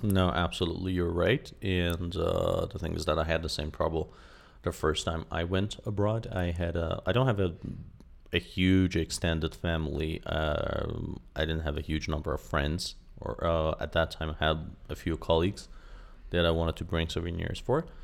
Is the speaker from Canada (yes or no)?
no; Iran; I'm fully Iranian, and although I grew up here in Iran